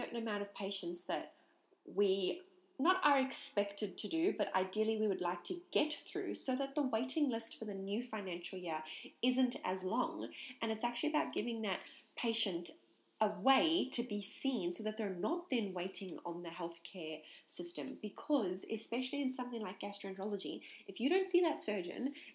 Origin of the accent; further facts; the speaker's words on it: South Africa; I'm from South Africa